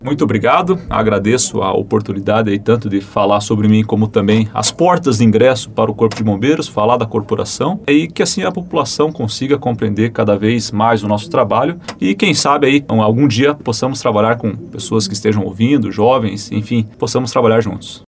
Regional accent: Curitiba, Paraná, Brazil; moved away as an adult; now in Coronel Vivida, Brazil; eu sou natural de Curitiba, nasci em Curitiba e me criei é, em Curitiba e até os meus 28 anos morei em Curitiba

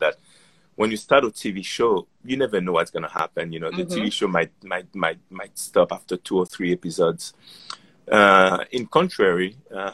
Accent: Haiti; also born or lived in France; now in United States; I grew up in Haiti as a Haitian kid living in France.

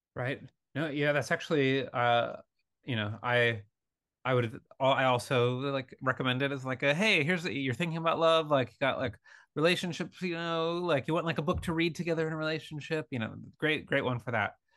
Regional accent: Michigan and Wisconsin, Midwest, United States; moved away; i'm from uh michigan and wisconsin for 24 years of my life

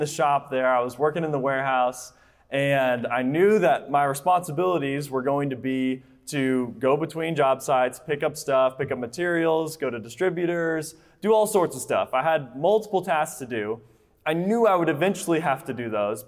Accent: Colorado, United States; now in Texas, United States; I am from Colorado

